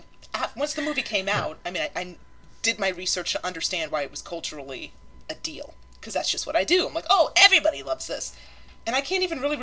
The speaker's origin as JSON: {"language": "English", "area": "Polk County", "region": "in the South", "country": "United States", "said": "I am from Polk County."}